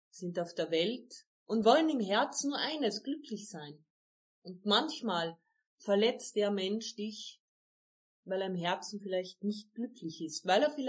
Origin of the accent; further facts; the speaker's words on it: Carinthia, Austria; Bei uns in Kärnten sagen wir, beim Reden kommen die Leid zusammen.